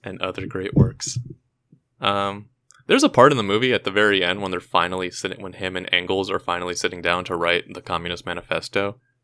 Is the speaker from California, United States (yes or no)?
yes; hometown of …, California, United States; they were formed, uh, in my hometown